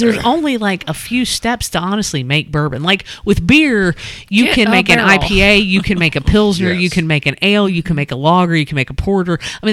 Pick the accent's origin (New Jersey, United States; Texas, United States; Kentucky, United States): Kentucky, United States; Boone County; I was growing up in Boone County, since it's so close to Lawrenceburg, Indiana